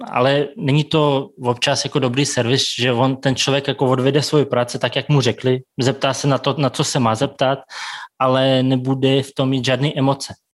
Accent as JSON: {"language": "Czech", "region": "Siberia", "country": "Russia", "lives_now": "Prague, Czech Republic", "said": "Zase zrovna jako moje rodina bude v Moskvě, protože my jsme ze Sibíře, takže je to nějakých 7000 tisíc kilometrů od se."}